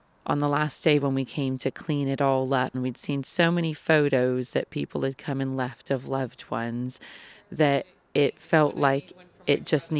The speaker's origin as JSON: {"language": "English", "town": "El Paso", "region": "Texas", "country": "United States", "tie": "born or raised there", "moved": "yes", "lives_now": "Bristol, United Kingdom", "said": "I'm from El Paso, Texas. I grew up immersed in Mexican culture from being in a border town."}